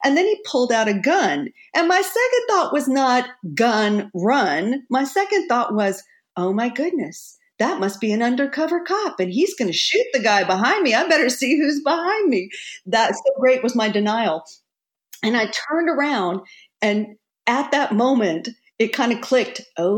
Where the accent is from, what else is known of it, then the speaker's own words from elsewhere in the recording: Texas, United States; now in New York, United States; I was so Bambi-like when I moved to New York from Texas. And, you know, I had that sort of Texas friendliness about me.